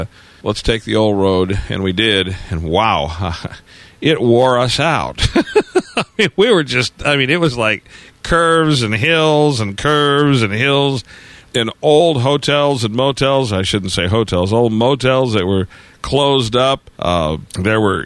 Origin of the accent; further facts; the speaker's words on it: Detroit, Michigan, United States; moved away; I'm a native Detroiter. I was from Detroit originally